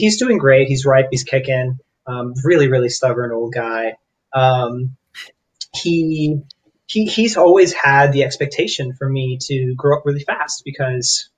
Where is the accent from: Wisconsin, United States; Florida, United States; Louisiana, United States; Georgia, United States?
Florida, United States; also born or lived in New York; I was born and raised in Florida